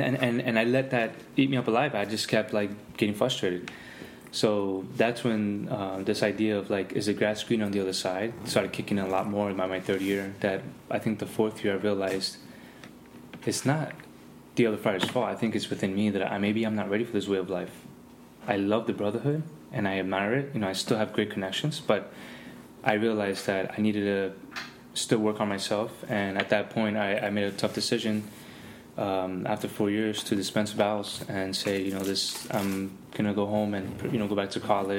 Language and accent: English; Miami, Florida, United States; also born or lived in California; Because, again, I came from Miami, had a lot of experiences out there